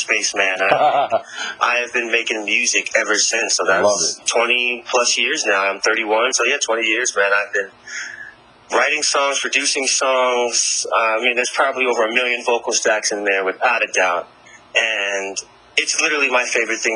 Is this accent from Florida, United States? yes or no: no; Raleigh, North Carolina, United States; moved away; fly back home to my hometown in Raleigh, North Carolina